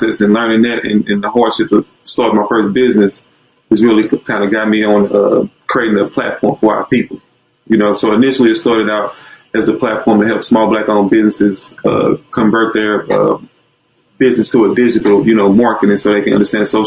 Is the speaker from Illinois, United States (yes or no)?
yes; East St. Louis, Illinois, United States; I'm from East St. Louis, specifically